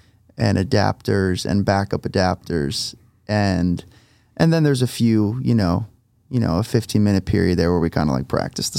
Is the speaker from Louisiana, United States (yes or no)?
no; New Jersey, United States; moved away; I'm from New Jersey, so the East Coast has been definitely something I'm looking forward to.